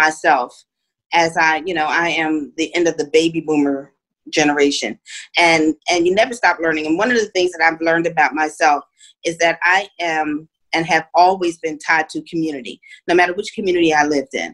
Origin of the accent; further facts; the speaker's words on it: Philadelphia, Pennsylvania, United States; moved away as an adult; also born or lived in Indiana, Pennsylvania; I was born and raised in Philadelphia